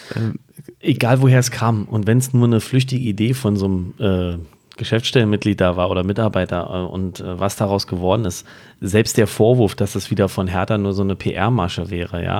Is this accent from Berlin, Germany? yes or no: yes; Berlin, Germany; als Berliner